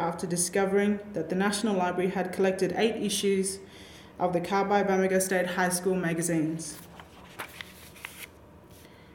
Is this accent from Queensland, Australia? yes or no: yes; Injinoo, Queensland, Australia; growing up in Injinu, I was fortunate to be surrounded by families strong in culture